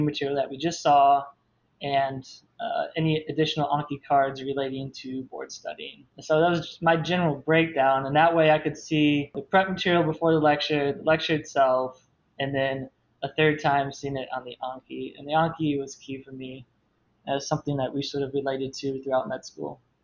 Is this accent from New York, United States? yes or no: no; Toledo, Ohio, United States; moved away as an adult; also born or lived in Tennessee; I'm from Toledo, Ohio, small town outside of it, and I did all my undergraduate, graduate education in Tennessee